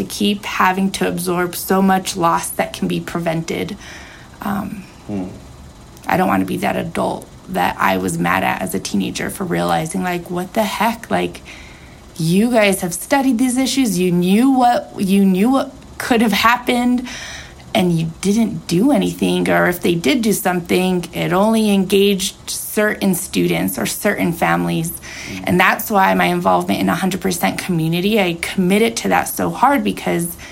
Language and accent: English; Taos, New Mexico, United States; growing up in Taos, to call Taos home